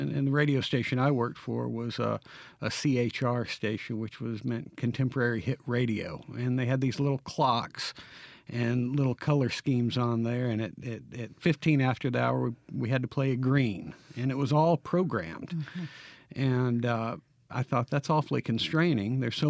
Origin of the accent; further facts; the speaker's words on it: New Albany, Mississippi, United States; I did. I grew up in New Albany, Mississippi.